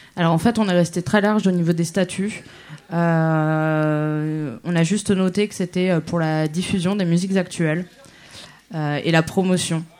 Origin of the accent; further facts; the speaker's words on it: Normandy, France; je suis de Normandie.